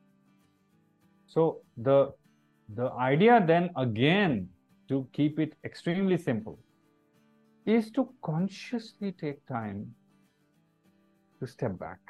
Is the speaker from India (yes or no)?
yes; India; also born or lived in Mumbai, India; an Indian citizen